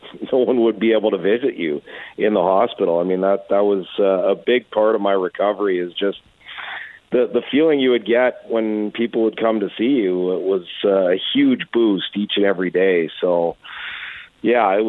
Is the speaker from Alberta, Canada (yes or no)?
yes; Edmonton, Alberta, Canada; moved away as an adult; also born or lived in Trail, British Columbia; now in Ottawa, Canada; I grew up in Edmonton, you know, born in 75.